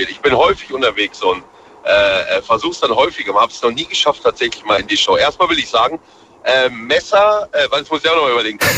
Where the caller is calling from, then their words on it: Bühl, Baden-Württemberg, Germany; ich komme aus Bühl, Baden-Baden. Vielleicht kennst du das.